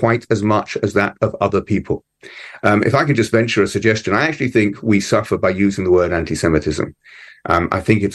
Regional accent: London, United Kingdom; moved away as an adult; now in Melbourne, Australia; When I was a child growing up in London

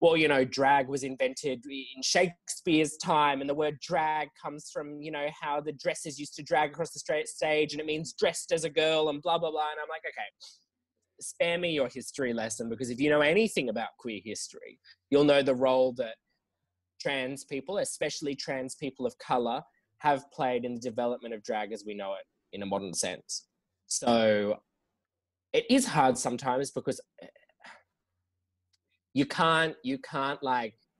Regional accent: Canberra, Australian Capital Territory, Australia; now in Sydney, Australia; I'm from Canberra originally

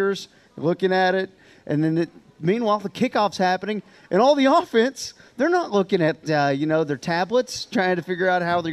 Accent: near Wichita Falls, Texas, United States; So Holiday was our rival growing up near Wichita Falls

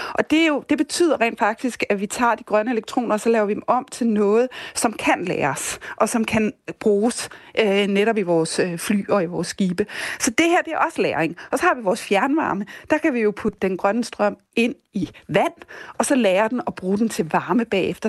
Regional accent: Denmark; vi som danskere

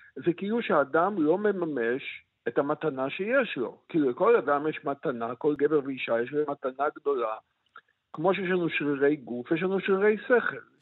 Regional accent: Israel; כל מי שגדל בארץ, נניח, אני גדלתי בבית, אמנם חיוני אדוק

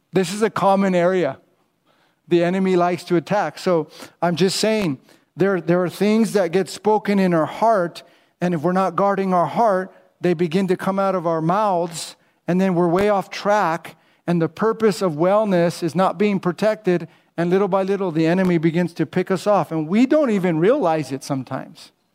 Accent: United States; I'm American

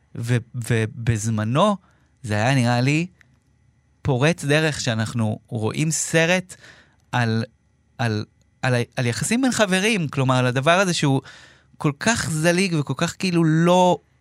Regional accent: Israel; כצופה ישראלי

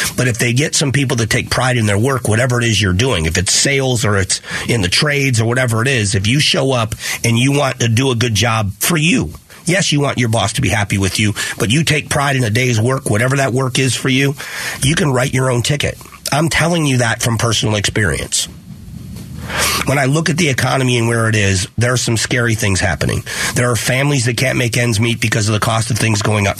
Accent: Fort Myers, Florida, United States; now in Phoenix, United States; I grew up in Fort Myers

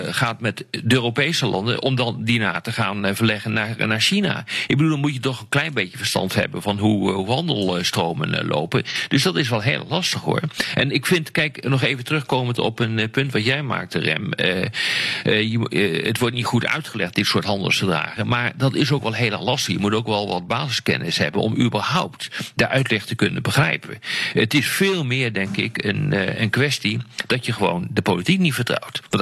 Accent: Netherlands; als Nederlander

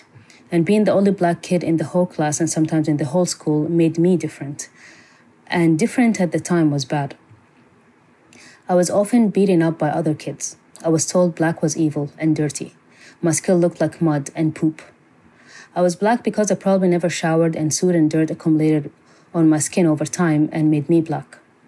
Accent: Bahrain; I grew up in Bahrain, which is a very small island in the Middle East.

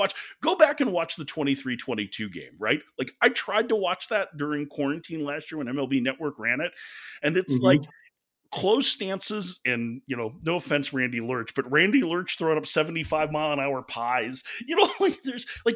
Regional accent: Chicago, Illinois, United States; I grew up in Chicago

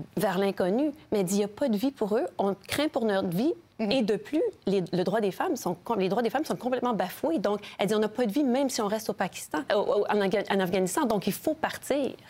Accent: Canada; je suis du Canada

